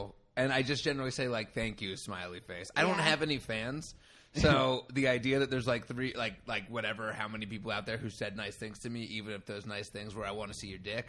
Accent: Cherry Hill, New Jersey, United States; moved away as an adult; also born or lived in Hollywood; now in Los Angeles, United States; I'm from South Jersey, right outside of Philadelphia

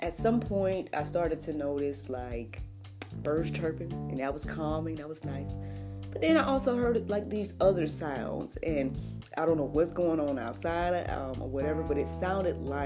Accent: United States; as an American

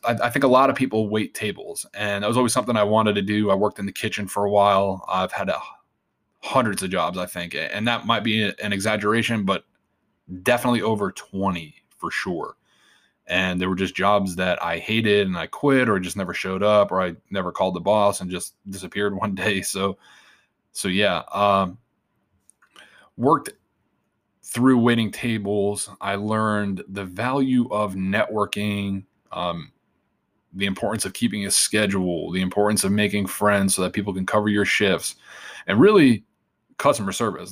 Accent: Long Island, New York, United States; born and raised in Long Island, New York

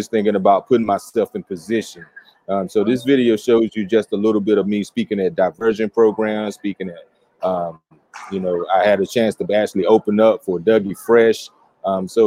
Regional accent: Stantonsburg, North Carolina, United States; I'm from Wilson, North Carolina. So actually outside of Wilson, Stantonsburg, in a little country town.

